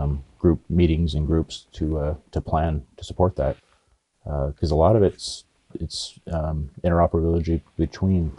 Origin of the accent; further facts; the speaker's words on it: Oregon, United States; also born or lived in Los Angeles, California; now in Yuma, United States; I grew up in Oregon and went to college